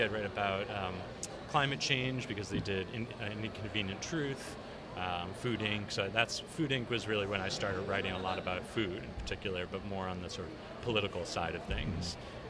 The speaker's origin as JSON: {"language": "English", "town": "Brookline", "region": "Massachusetts", "country": "United States", "tie": "born or raised there", "also_born_or_lived": "Poughkeepsie, New York", "moved": "as an adult", "lives_now": "Los Angeles, United States", "said": "I grew up in just outside of Boston, Brookline. And then went to school in New York, went to Vassar, and then moved to Brooklyn to pursue acting and follow the dream."}